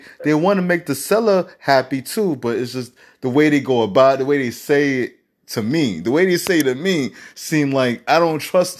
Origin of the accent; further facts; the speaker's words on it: New York City, New York, United States; You know I'm from Harlem